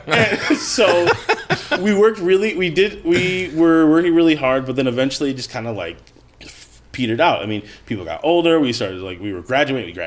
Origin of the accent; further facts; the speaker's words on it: Rosemount, Minnesota, United States; I grew up in Rosemont, Minnesota.